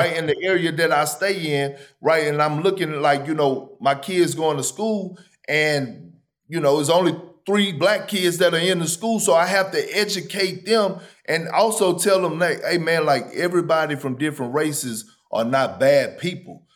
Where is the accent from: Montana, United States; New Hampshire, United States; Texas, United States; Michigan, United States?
Texas, United States; Beaumont; I'm from Beaumont, but it's called the Golden Triangle